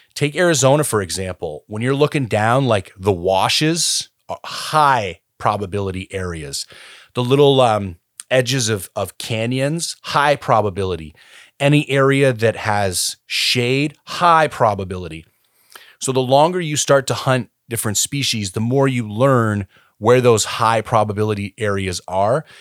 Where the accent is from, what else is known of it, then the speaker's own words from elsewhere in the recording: Canada; also born or lived in British Columbia; as a Canadian citizen